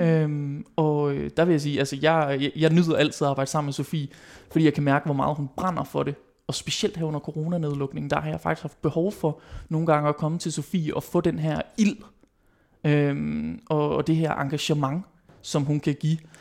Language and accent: Danish; West Jutland, Denmark; nu er jeg jo vestjyde